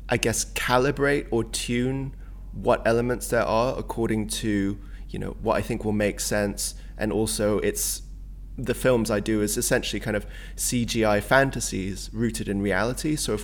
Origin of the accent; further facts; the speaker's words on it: Hong Kong; also born or lived in Singapore; I grew up a lot in Southeast Asia where, you know, like Hong Kong and Singapore, it's very chaotic as like an urban environment.